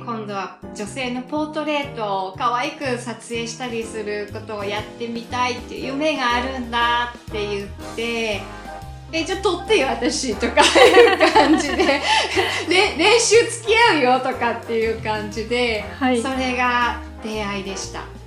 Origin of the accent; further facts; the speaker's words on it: Fukui, Japan; also born or lived in Osaka / Canada; now in Australia; もともと福井出身